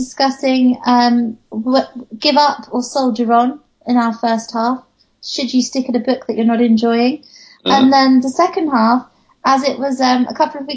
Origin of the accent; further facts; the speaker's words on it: England, United Kingdom; I'm just English. I don't, and it's ridiculous because I am so English